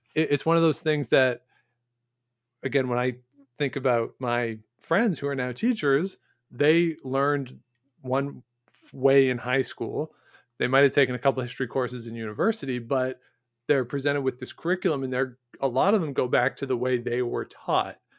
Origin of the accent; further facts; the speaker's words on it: Ontario, Canada; I'm from Ontario